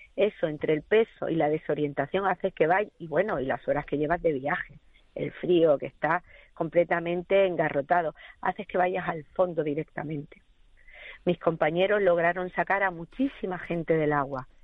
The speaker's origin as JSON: {"language": "Spanish", "region": "Andalusia", "country": "Spain", "moved": "yes", "lives_now": "Gran Canaria, Spain", "said": "yo soy andaluza"}